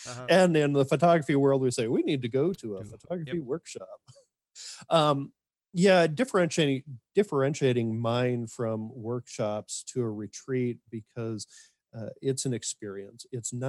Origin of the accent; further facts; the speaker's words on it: Minnesota, United States; also born or lived in Montana; But for me, I was raised in Montana, born up there and then moved out to Minnesota as a young child.